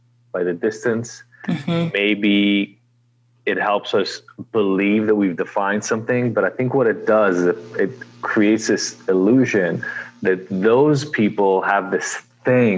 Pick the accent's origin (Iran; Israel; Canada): Israel; now in United States; I am originally from Israel, been in the U.S. for a long time now, 30 years almost